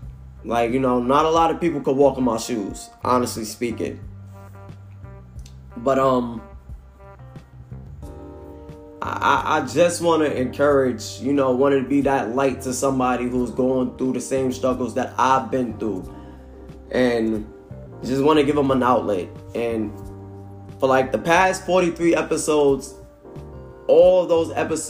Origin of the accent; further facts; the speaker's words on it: New York City, New York, United States; also born or lived in Norfolk, Virginia; now in Charlotte, United States; born and raised in Brooklyn, New York. Now, you know, reside out of Charlotte, North Carolina